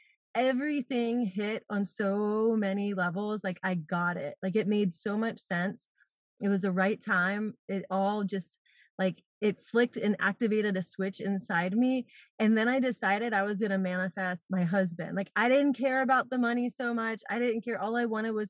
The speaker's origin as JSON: {"language": "English", "region": "East Coast", "country": "United States", "tie": "born or raised there", "also_born_or_lived": "San Diego / Atlanta", "moved": "as an adult", "lives_now": "St. Petersburg, United States", "said": "I grew up on the East Coast and moved out to San Diego"}